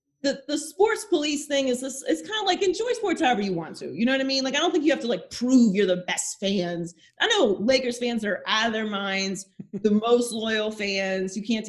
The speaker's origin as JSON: {"language": "English", "town": "Pittsburgh", "region": "Pennsylvania", "country": "United States", "tie": "born or raised there", "moved": "yes", "lives_now": "Los Angeles, United States", "said": "I grew up in Pittsburgh"}